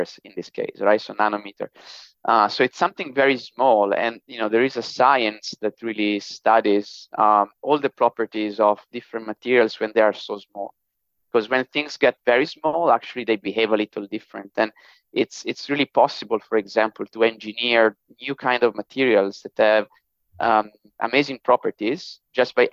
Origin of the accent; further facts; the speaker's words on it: near Milan, Lombardy, Italy; moved away as an adult; now in United States; I grew up in the northern part of Italy, very close to Milan